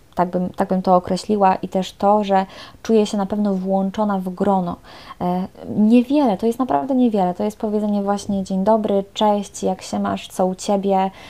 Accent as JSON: {"language": "Polish", "country": "Poland", "moved": "as an adult", "lives_now": "Paris, France", "said": "jestem z Polski, jestem Polką"}